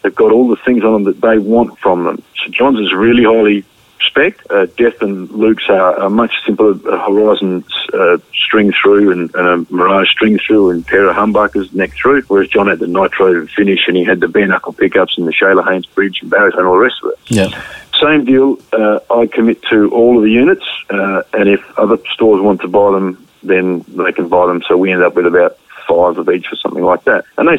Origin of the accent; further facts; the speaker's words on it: Australia; you're rewarding that person for being so supportive of ESP as an Australian